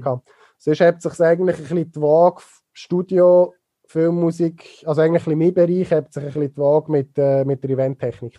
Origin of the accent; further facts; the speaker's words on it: Niedergösgen, Solothurn, Switzerland; Ich komme aus Niedergösgen ursprünglich und äh, bin natürlich mit dem Feelgood Festival aufgewachsen dort